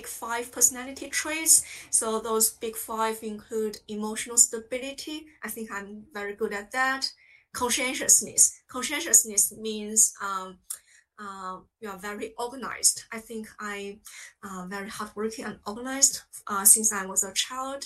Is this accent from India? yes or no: no; China; English is a second language; moved away as an adult; now in United Kingdom; I grew up in China.